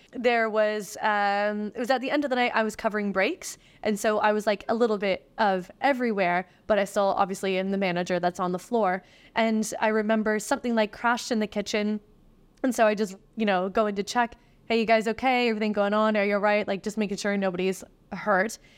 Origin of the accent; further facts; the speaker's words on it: East Coast of Canada, Canada; moved away; I'm from the East Coast of Canada, and I remember all that happening while I was in high school.